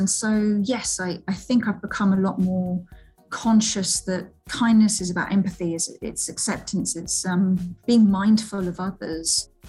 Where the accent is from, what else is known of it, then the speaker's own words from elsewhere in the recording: Seville, Andalusia, Spain; born there; So I was born in Seville. My mum was Spanish, my dad is Scottish, and that was amazing, just being brought up with two different cultures.